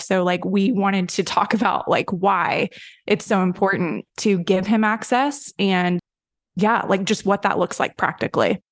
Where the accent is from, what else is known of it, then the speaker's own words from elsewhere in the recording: Tennessee, United States; I grew up in a very, like, Southern Baptist-y sort of, I'm from Tennessee